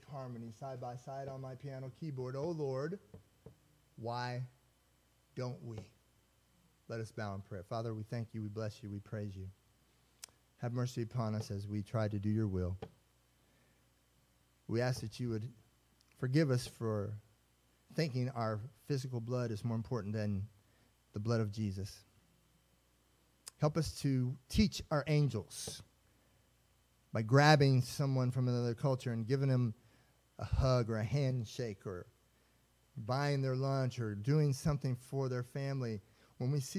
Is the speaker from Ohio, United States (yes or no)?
no; Indiana, United States; now in Texas, United States; I'm from Indiana